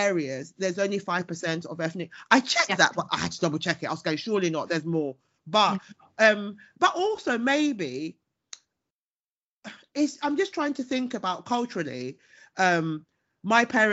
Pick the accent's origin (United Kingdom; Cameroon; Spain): United Kingdom; I'm British and Ghanaian, and I am incredibly proud. I was born and bred here